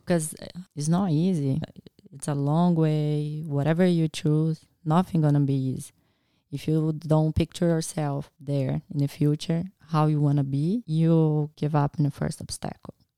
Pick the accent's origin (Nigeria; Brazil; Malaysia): Brazil; English is a second language; moved away as an adult; also born or lived in Nebraska, United States; now in Australia; I went back to Brazil and did my last year before university and got approved to study vet